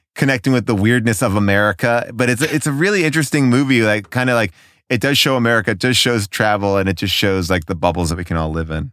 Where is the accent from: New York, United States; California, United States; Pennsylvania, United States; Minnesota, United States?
New York, United States; growing up in New York, like we had a bunch of like revival houses